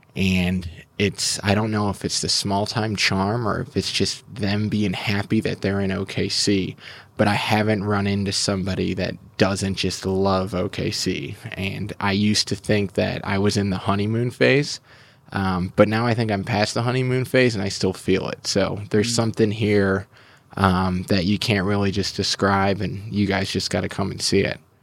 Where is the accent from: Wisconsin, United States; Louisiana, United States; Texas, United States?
Wisconsin, United States; Milwaukee; now in Oklahoma City, United States; I grew up in Milwaukee